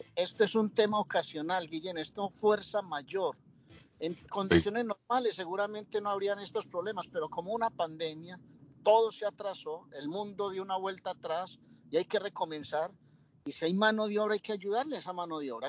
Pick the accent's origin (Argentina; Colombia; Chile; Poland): Colombia; now in Spain